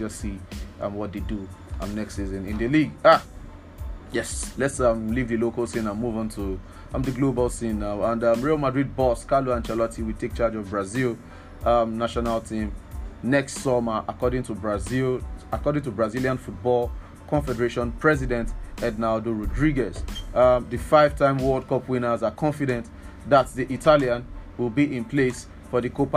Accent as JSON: {"language": "English", "region": "Lagos", "country": "Nigeria", "tie": "born or raised there", "said": "As a Lagos person myself, sorry, I grew up in Lagos, so we like to claim Lagos."}